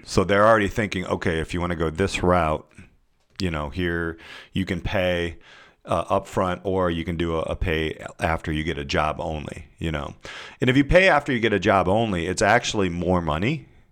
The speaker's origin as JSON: {"language": "English", "region": "Indiana", "country": "United States", "said": "I'm from Indiana"}